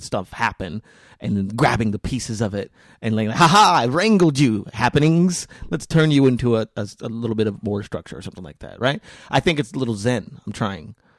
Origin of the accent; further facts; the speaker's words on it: New Mexico, United States; I was born in New Mexico